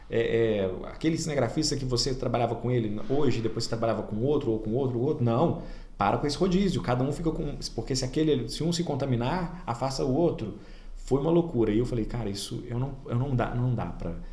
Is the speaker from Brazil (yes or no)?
yes; Oliveira, Minas Gerais, Brazil; eu conheço bem Pará de Minas, Formiga, Itaúna, Oliveira, minha cidade natal, nem fala, mas.